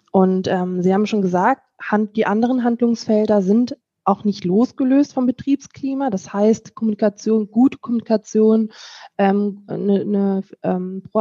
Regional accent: Lower Saxony, Germany; now in North Rhine-Westphalia, Germany; Und ich komme aus Niedersachsen, bin für die Arbeit nach äh, ins schöne NRW hierher gezogen

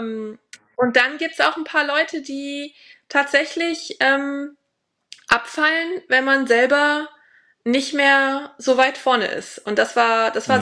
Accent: Germany; moved away as an adult; now in Sarasota, United States; ich war ja lange alleine, die einzige Deutsche

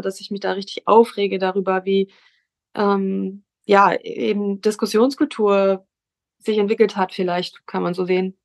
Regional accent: Hamburg, Germany; ich komme aus Hamburg

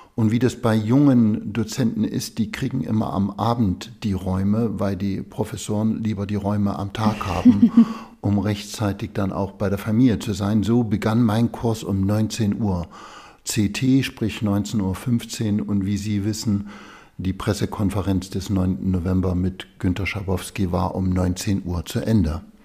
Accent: Gera, Thuringia, Germany; moved away as an adult; also born or lived in Zwickau, Saxony / Tübingen; Ich bin in Zwickau in Sachsen geboren, habe aber nie in Sachsen gelebt, sondern die größte Zeit meines Lebens in der DDR in Gera gelebt

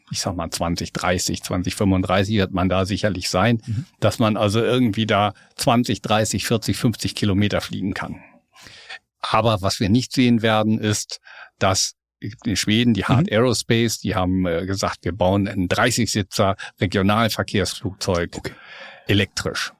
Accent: Lippe, North Rhine-Westphalia, Germany; now in Hamburg, Germany; Ich bin ja ein Beuter Hamburger. Ich komme aus Westfalen, aus Ostwestfalen, okay. aus Lippe, um ganz genau zu sein

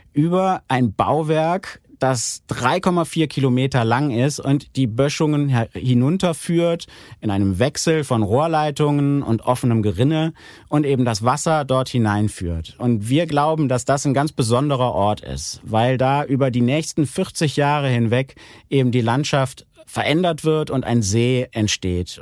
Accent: Aachen, North Rhine-Westphalia, Germany; als Aachener

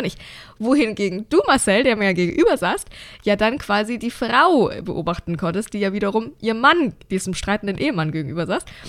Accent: Bavaria, Germany; wie man bei uns in Bayern sagt

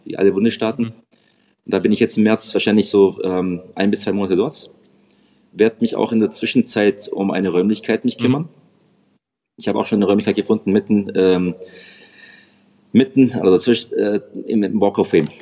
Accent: Reutlingen, Baden-Württemberg, Germany; ich komme aus dem Schwabenländle, Reutlingen bei Stuttgart

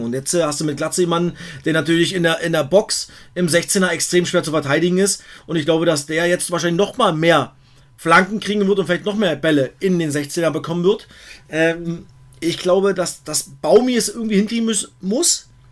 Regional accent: East Germany, Germany; Ich bin halt auch ein Ossi

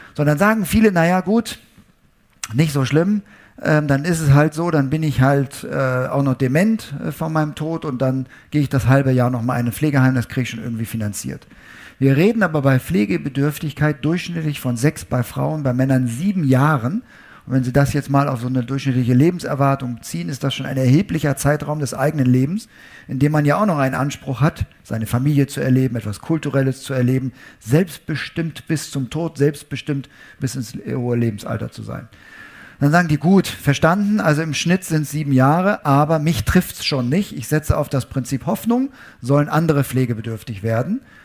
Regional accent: Münster, North Rhine-Westphalia, Germany; meine Heimatstadt Münster

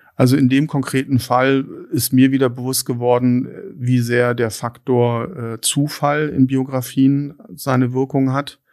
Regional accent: Lake Constance, near Konstanz, Baden-Württemberg, Germany; also born or lived in Hattingen / Erlangen; now in Berlin, Germany; bin dann in, in Hattingen bei Bochum geboren und dann mit vier Jahren an den Bodensee gezogen, auf ein kleines Dorf bei Konstanz, ähm, wunderschön. Mhm. Dann dort meine, mein Abitur gemacht

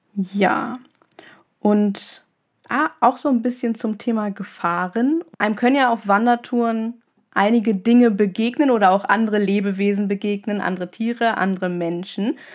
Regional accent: Northern Germany, Germany; Ich komme ja aus dem Norden

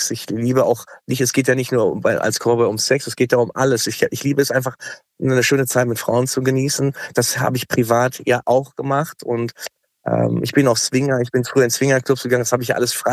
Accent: Dortmund, North Rhine-Westphalia, Germany; Ich komme aus ähm, Dortmund.

